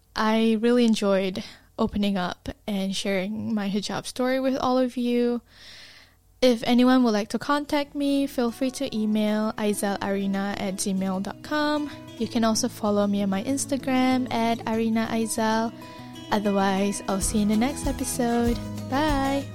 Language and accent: English; Malaysia; now in Dunedin, New Zealand; I was from Malaysia. Malaysia is, like, really hot